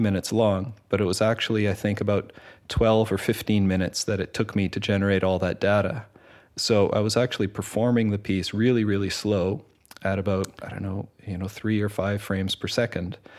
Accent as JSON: {"language": "English", "country": "Canada", "also_born_or_lived": "Winnipeg / Montreal", "moved": "as an adult", "lives_now": "Netherlands", "said": "I come from Canada originally, studied music in uh, Winnipeg and in Montreal uh, before moving to Holland."}